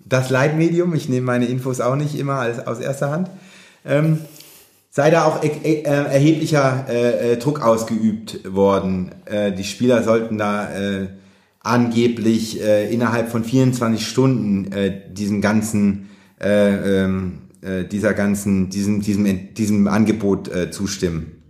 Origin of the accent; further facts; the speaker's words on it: Mannheim area, Baden-Württemberg, Germany; moved away; in Richtung meiner Heimat geht, dritte Liga, SV Waldhof Mannheim